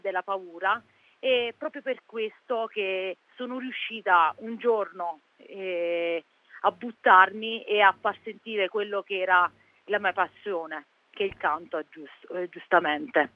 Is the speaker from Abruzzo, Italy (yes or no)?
yes; Pollutri, Abruzzo, Italy; sono di Pollutri, un piccolo paesino in provincia di Chieti